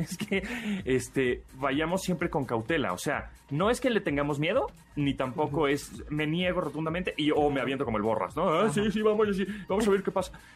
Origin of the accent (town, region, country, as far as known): Mexico